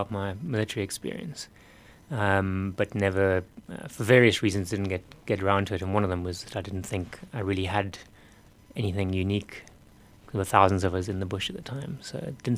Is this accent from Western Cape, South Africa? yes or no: yes; Cape Town, Western Cape, South Africa; moved away as an adult; My parents moved to South Africa when I was 4 years old, and I grew up in Cape Town.